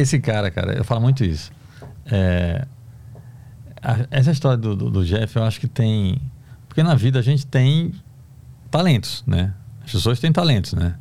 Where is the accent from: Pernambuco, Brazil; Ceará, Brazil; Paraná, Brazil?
Pernambuco, Brazil; Recife; moved away as an adult; now in São Paulo, Brazil; eu sou do Recife, né? Bairro pobre, periferia do Recife